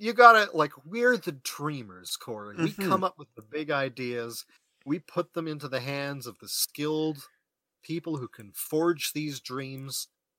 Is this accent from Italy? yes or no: no; Canada; we're Canadian